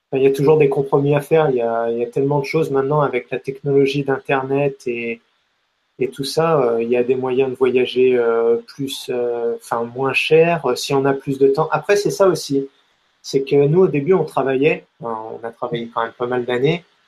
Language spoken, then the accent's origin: French; France; on est français